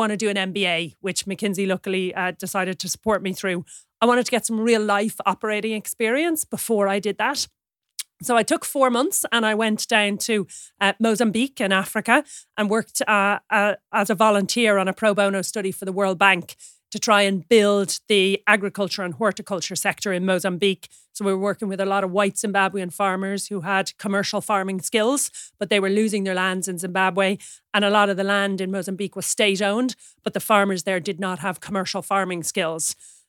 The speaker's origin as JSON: {"language": "English", "town": "Sutton", "region": "Leinster", "country": "Ireland", "said": "I'm from Sutton on the north side of Dublin in Ireland."}